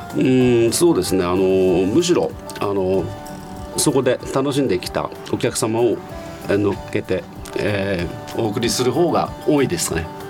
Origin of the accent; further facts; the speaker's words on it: Nishitokyo, Tokyo, Japan; 生まれは田無市ですねえー、旧名でいうと田無本町、はい、一丁目に生まれました